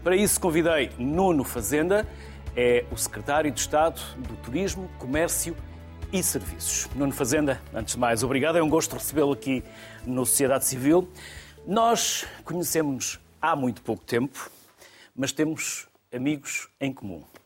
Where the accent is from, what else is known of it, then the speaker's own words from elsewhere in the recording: interior of Minho, Norte, Portugal; eu sou do interior do Minho